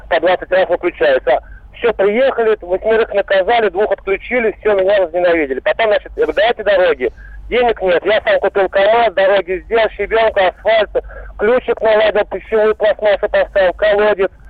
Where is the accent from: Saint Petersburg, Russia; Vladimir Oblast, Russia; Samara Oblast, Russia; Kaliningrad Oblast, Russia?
Vladimir Oblast, Russia; Vladimir; Из города Владимира